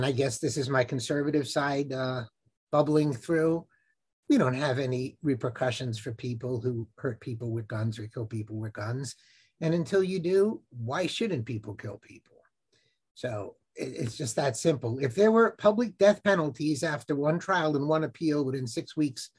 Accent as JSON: {"language": "English", "town": "Baltimore", "region": "Maryland", "country": "United States", "said": "I'm from Baltimore"}